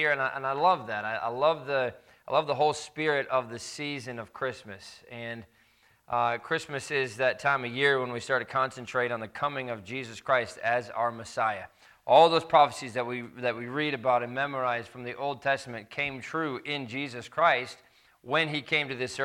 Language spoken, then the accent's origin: English; Indiana, United States; moved away; we have fond memories of growing up in Indiana, overlooking mounds of lake effect snow